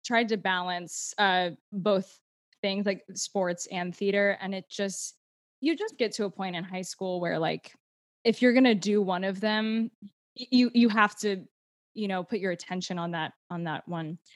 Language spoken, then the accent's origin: English; United States; accent: American; I spoke in my normal American accent